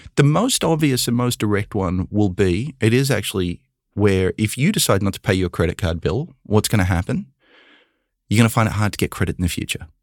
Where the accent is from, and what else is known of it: Australia; born or raised there; moved away as an adult; now in United States